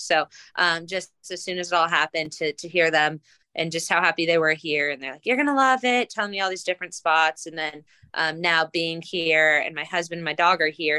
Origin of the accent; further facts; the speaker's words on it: Colorado, United States; moved away as an adult; also born or lived in Stanford, California / Washington, District of Columbia, United States; now in Louisville, United States; I was born and raised in Colorado. I grew up playing for the Colorado Rush.